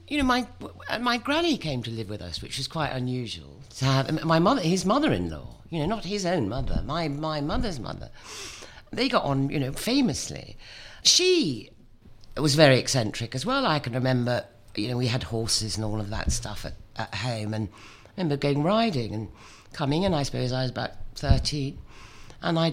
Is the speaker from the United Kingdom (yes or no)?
no; Kuala Lumpur, Federal Territory of Kuala Lumpur, Malaysia; I was born in Kuala Lumpur, in what was then called Malaya, in 1955